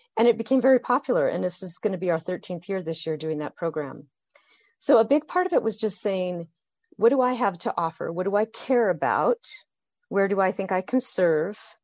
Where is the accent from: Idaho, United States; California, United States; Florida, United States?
Idaho, United States; Boise; I grew up in Boise, Idaho